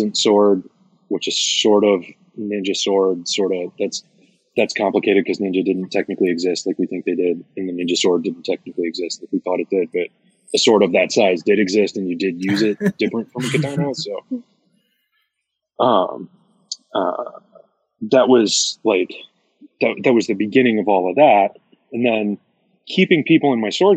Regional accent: Kentucky, United States; also born or lived in Massachusetts; we moved down to Kentucky from Massachusetts

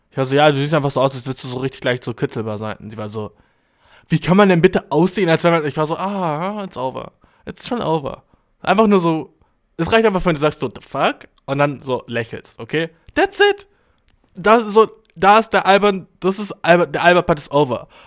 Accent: Albania; Ich komme aus Albanien, Mann, dude.

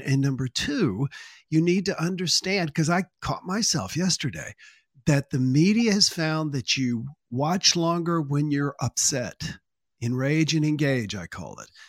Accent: Columbia, South Carolina, United States; also born or lived in Manning, South Carolina; I was born in Manning, South Carolina, and grew up in Columbia, South Carolina.

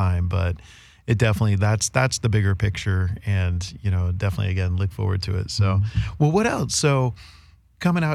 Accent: United States; as an American

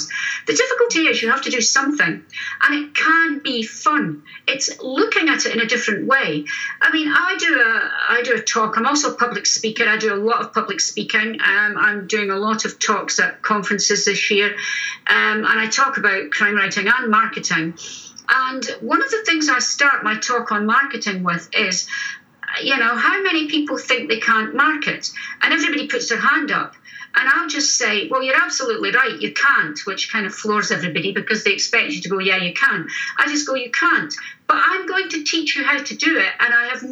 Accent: Scotland, United Kingdom; We're three Scottish crime writers

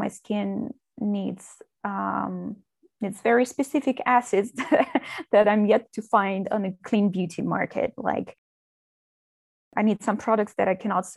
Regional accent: Moscow, Russia; moved away as an adult; now in Spain; I'm from Russia. I was born and raised in Moscow, where I finished school

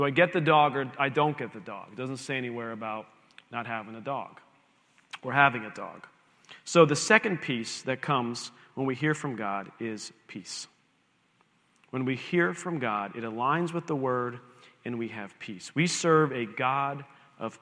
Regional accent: Lehigh Valley, Pennsylvania, United States; back where we grew up in the Lehigh Valley, where Liz and I kind of grew up in church together

